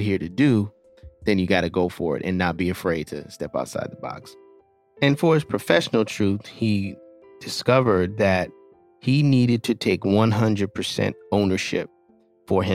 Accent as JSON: {"language": "English", "town": "New York City", "region": "New York", "country": "United States", "tie": "born or raised there", "said": "I'm also born and raised in Brooklyn"}